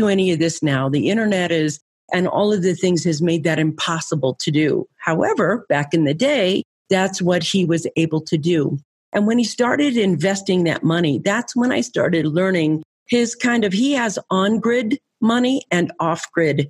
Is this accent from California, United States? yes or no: yes; San Francisco, California, United States; I grew up in California. I lived in San Francisco